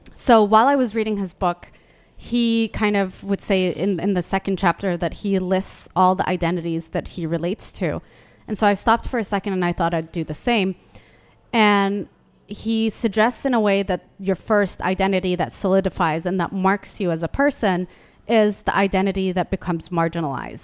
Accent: Yemen; now in Washington, D.C., United States; I was born in Yemen

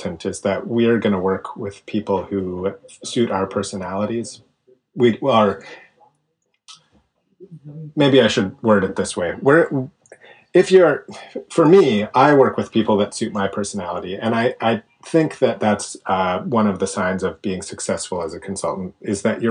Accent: Canada; I'm Canadian

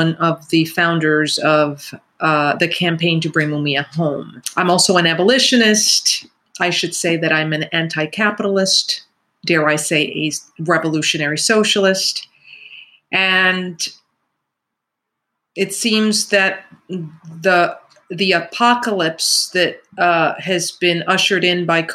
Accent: New York City, New York, United States; I grew up in the Bronx during the crack epidemic

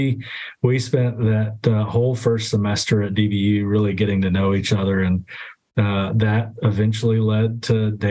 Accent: Dallas, Texas, United States; I grew up in Oak Cliff. I'm an Oak Cliff boy.

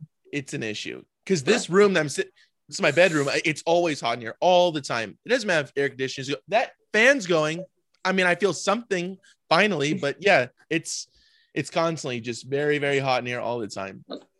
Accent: Orange County, California, United States; Cause I'm from Orange County, so it's the same.

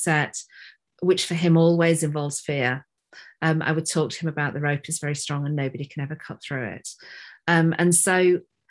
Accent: Yorkshire and the Humber, United Kingdom; moved away; I'm not in Yorkshire now, but I am from Yorkshire.

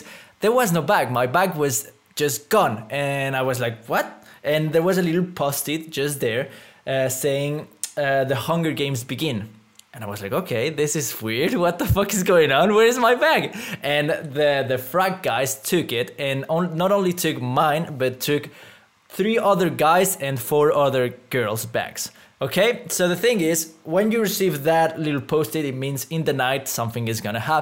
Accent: Mexico; moved away; I come from Mexico

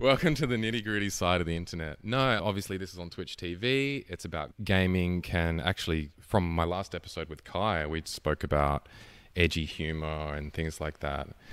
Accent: Hobart, Tasmania, Australia; moved away as an adult; now in Melbourne, Australia; I'm from Hobart

